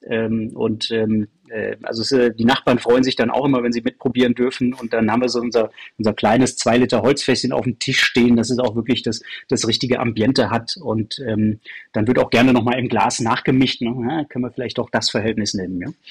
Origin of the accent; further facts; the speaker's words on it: Aachen, North Rhine-Westphalia, Germany; now in Munich, Germany; wir sind beide aus Aachen, du hörst, dass ich kein Bayer bin